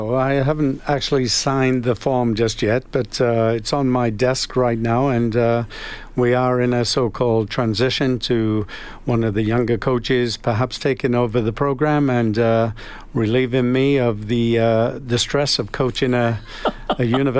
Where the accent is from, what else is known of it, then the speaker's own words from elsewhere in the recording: Calgary, Alberta, Canada; now in Edmonton, Canada; Early days, because I came from Calgary, I brought a number of Calgary boys up to Edmonton.